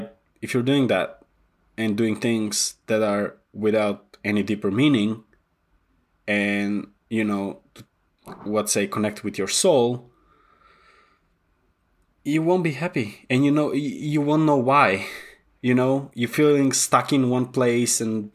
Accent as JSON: {"language": "English", "country": "North Macedonia", "tie": "born or raised there", "also_born_or_lived": "England", "moved": "as an adult", "said": "I was born in Macedonia."}